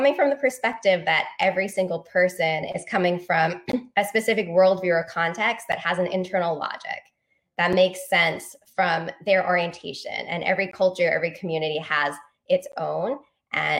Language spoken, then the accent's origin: English; London, United Kingdom; moved away as an adult; also born or lived in Virginia; now in New York City, United States; my background in Northwest London, where I grew up